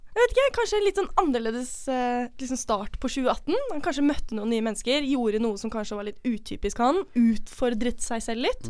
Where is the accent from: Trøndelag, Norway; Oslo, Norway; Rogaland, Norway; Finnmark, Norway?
Oslo, Norway; moved away; vi er fra Oslo, begge to. Eh, vi gikk på samme videregående